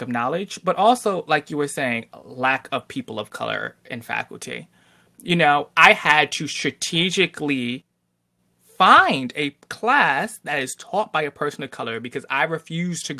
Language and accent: English; Bridgeport, United States; I'm from Bridgeport. Growing up, all my teachers were female, K through 12.